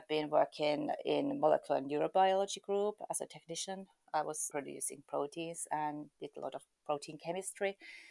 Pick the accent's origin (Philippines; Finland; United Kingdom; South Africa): Finland; Eastern Finland; also born or lived in Helsinki, Finland; I was born in Helsinki, but I have lived nearly all my life in the eastern part of Finland.